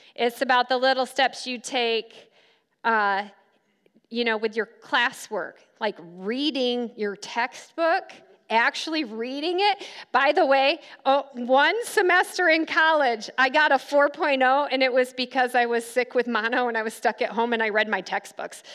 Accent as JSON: {"language": "English", "town": "Grand Rapids", "region": "Michigan", "country": "United States", "tie": "born or raised there", "also_born_or_lived": "Silver Lake Sand Dunes, Michigan", "moved": "as an adult", "lives_now": "Kansas, United States", "said": "I grew up in Grand Rapids, but I lived right here at Silver Lake Sand Dunes for about five years"}